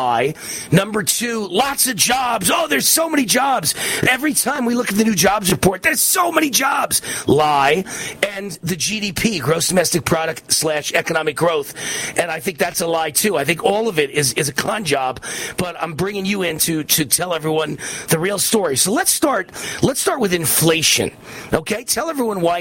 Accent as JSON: {"language": "English", "region": "New York", "country": "United States", "said": "I'm from New York"}